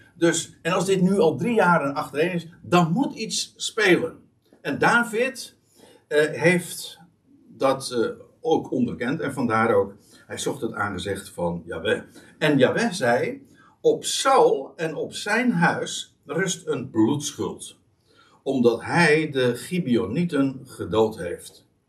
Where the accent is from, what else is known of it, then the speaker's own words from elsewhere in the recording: Netherlands; wij als Nederlanders